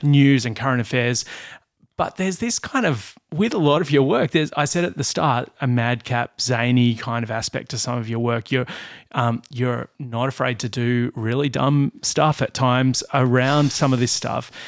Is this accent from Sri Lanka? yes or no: no; Blue Mountains, New South Wales, Australia; I grew up in the Blue Mountains